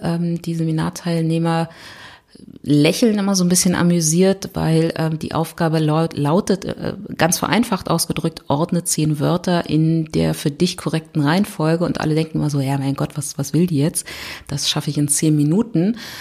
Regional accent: Berlin, Germany; ich komme aus Berlin

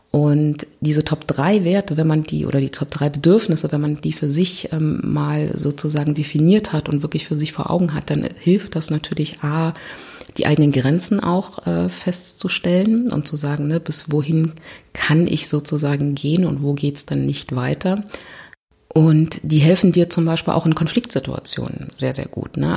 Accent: Berlin, Germany; ich komme aus Berlin

